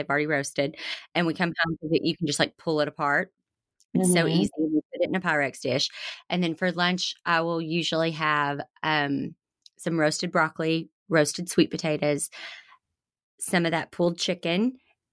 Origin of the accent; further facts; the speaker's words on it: the South, United States; I come from the South where everything is deep fried and comes with a side of ranch